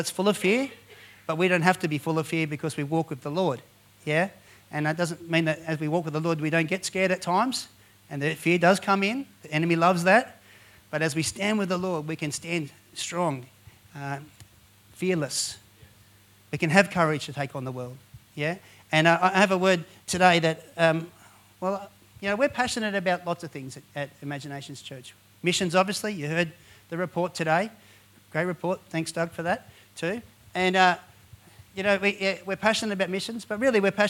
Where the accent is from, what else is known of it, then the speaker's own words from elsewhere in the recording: Penrith, New South Wales, Australia; now in Blue Mountains, Australia; Born and raised in Penrith as well. And we live in the Blue Mountains now